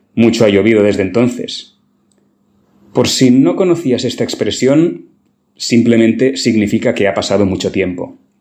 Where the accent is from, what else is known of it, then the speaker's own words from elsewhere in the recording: Barcelona, Catalonia, Spain; cuando viajo al extranjero y explico que soy de Barcelona, mucha gente lo asocia automáticamente al Barça, el mayor equipo de fútbol de mi ciudad